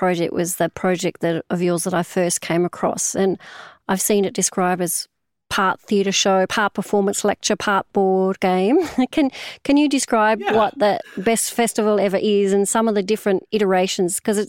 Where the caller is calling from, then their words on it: Brisbane, Queensland, Australia; Well, I'm joining you from Meanjin in Brisbane, the land of the Yuggera and Turrbal people.